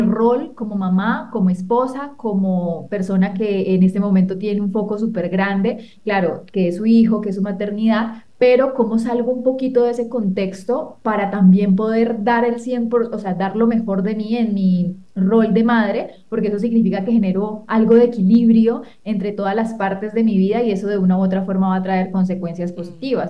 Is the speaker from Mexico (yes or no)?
no; Colombia; soy de Colombia